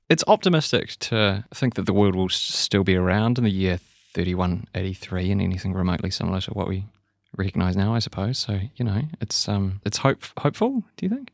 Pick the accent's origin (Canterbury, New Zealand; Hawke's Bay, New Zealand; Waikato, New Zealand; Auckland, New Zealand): Canterbury, New Zealand; Christchurch; I'm from Christchurch, and I, I remember in the aftermath of the, the, the earthquake in twenty eleven